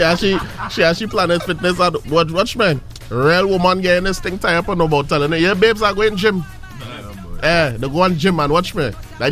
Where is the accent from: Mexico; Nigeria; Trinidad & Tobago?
Trinidad & Tobago; I come from Trinidad